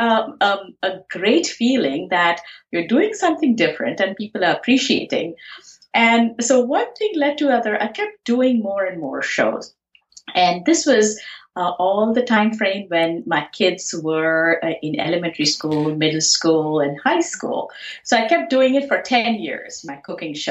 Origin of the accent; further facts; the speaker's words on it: Pune, Maharashtra, India; moved away as an adult; now in United States; I grew up in Pune, India, and my schooling and my college was done there.